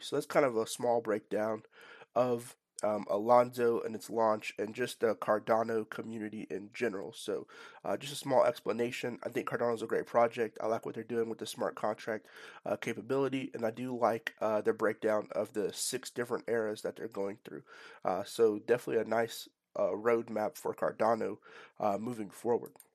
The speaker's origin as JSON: {"language": "English", "town": "Nashville", "region": "Tennessee", "country": "United States", "tie": "born or raised there", "said": "based in my hometown of, uh, Nashville, Tennessee"}